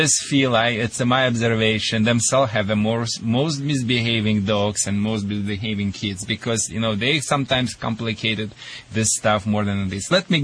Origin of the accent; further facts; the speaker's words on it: Russia; accent: Russian; English is a second language; moved away; also born or lived in Michigan; my Russian accent or Michigan accent